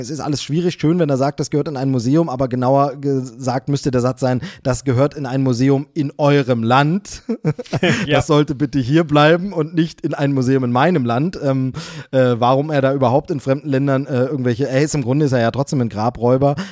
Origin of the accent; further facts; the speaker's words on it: Germany; ich bin in der DDR aufgewachsen, ähm, bis ich zehn Jahre alt war, neun Jahre, zehn Jahre